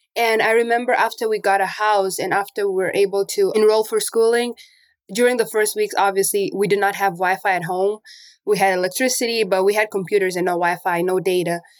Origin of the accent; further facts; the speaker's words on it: Namibia; also born or lived in Angola; now in Portland, United States; And I was born in Angola, but I grew up in Namibia. So I left Angola when I was eight years old